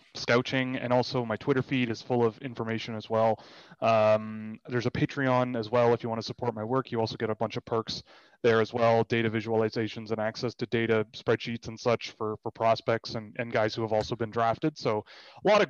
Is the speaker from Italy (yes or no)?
no; Toronto, Ontario, Canada; I grew up in Toronto